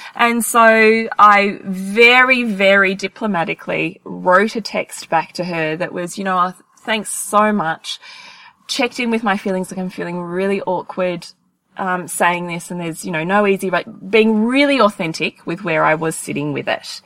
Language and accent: English; Australia; if we're Australian